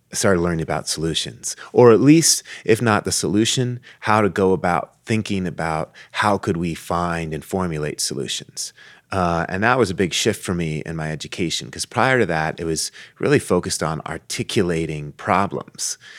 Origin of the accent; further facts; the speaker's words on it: Tucson, Arizona, United States; I grew up in Tucson